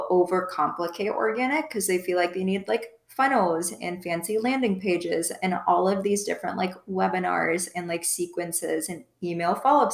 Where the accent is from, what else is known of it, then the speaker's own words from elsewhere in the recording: Midwest, United States; moved away as an adult; also born or lived in Iowa State University (college); now in South Florida, United States; I'm from the Midwest, but I just moved to South Florida about a year ago now